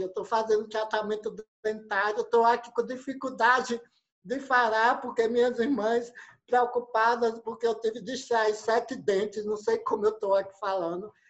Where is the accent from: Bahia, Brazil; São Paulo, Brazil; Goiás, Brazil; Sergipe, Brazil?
Sergipe, Brazil; Santa Rosa de Lima; eu sou do interior aqui de Santa Rosa